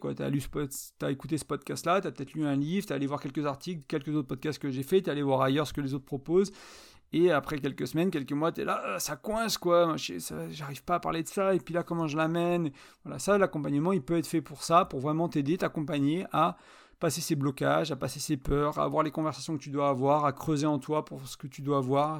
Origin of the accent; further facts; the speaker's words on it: France; elle était serbe, j'étais français, on parlait en anglais